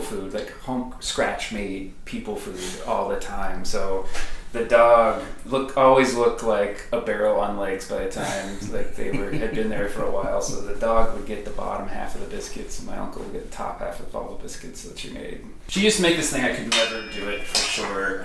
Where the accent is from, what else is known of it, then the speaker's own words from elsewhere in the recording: Baltimore, Maryland, United States; When I was growing up in Baltimore, so that's where my whole family was basically from